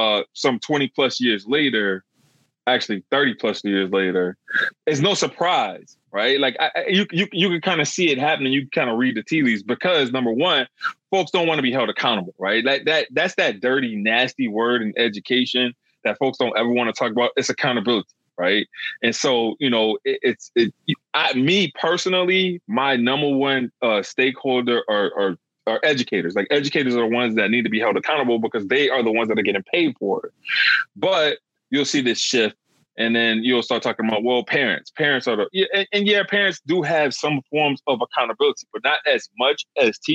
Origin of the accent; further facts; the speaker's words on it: Louisiana, United States; Growing up in Louisiana